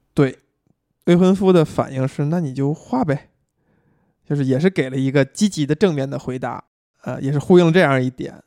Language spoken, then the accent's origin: Chinese; China; 我们中国人很熟悉的情节